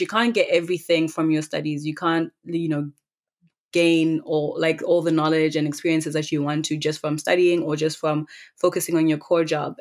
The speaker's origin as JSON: {"language": "English", "town": "Gaborone", "region": "South-East District", "country": "Botswana", "tie": "born or raised there", "also_born_or_lived": "Cape Town, South Africa", "moved": "yes", "said": "I was born and raised in Khaborone, Botswana."}